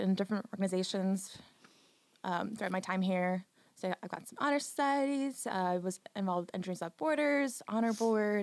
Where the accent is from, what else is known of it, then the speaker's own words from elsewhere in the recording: New York City, New York, United States; originally from Staten Island, New York